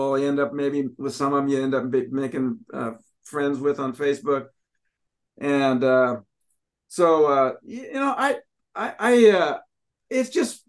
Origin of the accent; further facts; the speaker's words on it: Washington, United States; I'm from Washington